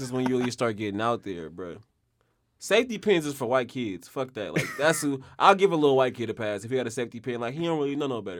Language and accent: English; Oakland, California, United States; I'm really from here